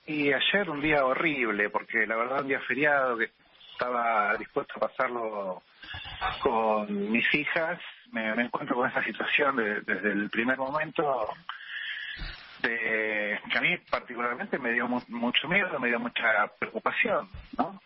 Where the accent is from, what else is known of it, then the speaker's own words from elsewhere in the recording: Argentina; como cualquier argentino